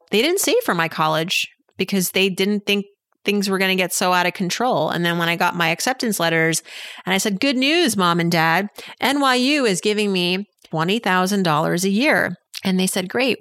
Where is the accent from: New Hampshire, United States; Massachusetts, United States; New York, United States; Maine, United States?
Massachusetts, United States; moved away; I'm from Massachusetts